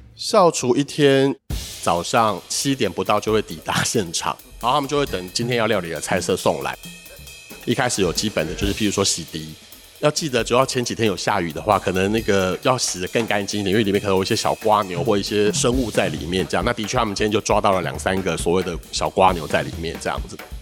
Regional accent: Hsinchu, Taiwan; moved away; also born or lived in Taipei; 我是一个来自新竹的孩子。我到台北念书的时候呢

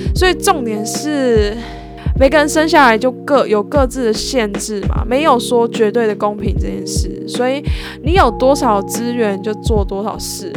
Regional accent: Yilan County, Taiwan; moved away; 因为我是宜兰人嘛

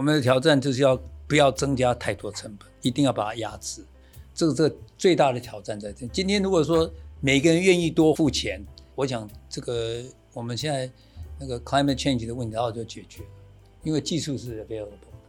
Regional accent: Taiwan; moved away; also born or lived in United States; 台湾，我从一九八二年回来到现在

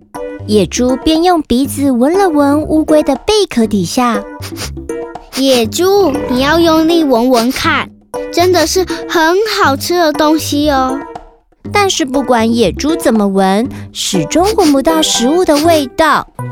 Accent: Kaohsiung, Taiwan; 我来自高雄市，我今年要读小一了

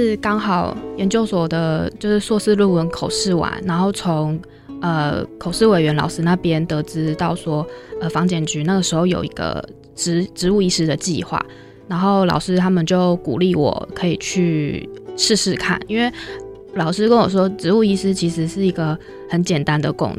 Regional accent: Taichung, Taiwan; moved away as an adult; also born or lived in Chiayi / Meinong, Kaohsiung; 我是台中人。

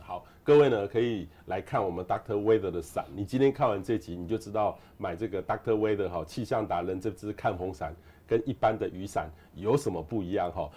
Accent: Hualien, Hualien County, Taiwan; 我小时候在花莲

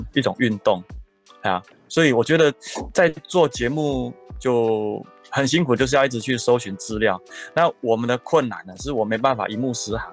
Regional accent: Taichung, Taiwan; 我是一个，呃，在台中长大的一个小孩

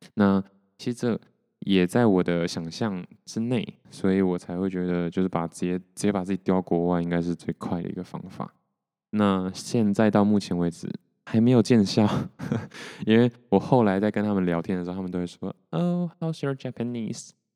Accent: Taiwan; 我是，出生在台湾嘛

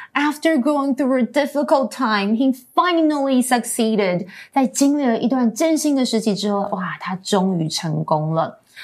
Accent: Queensland, Australia; I grew up in Queensland

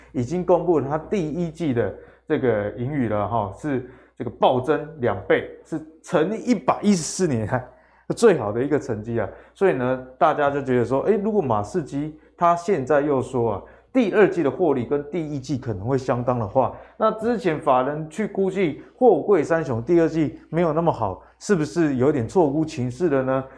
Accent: Taiwan; 我们台湾人嗯。奴性这么重

